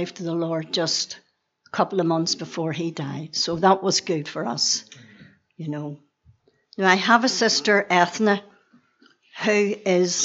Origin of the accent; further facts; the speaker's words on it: Belfast, Northern Ireland, United Kingdom; I was born and reared on the Donegal Road in Belfast.